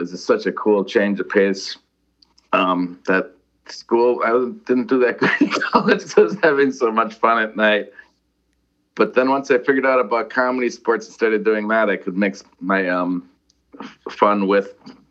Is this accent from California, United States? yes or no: no; Milwaukee, Wisconsin, United States; moved away as an adult; now in Los Angeles, United States; I was born in Milwaukee, Wisconsin, south side of Milwaukee.